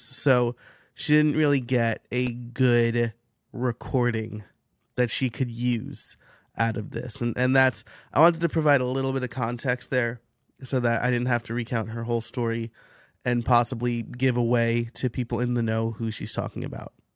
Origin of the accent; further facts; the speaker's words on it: New York, United States; I'm from New York, so, like, we're just very candid and direct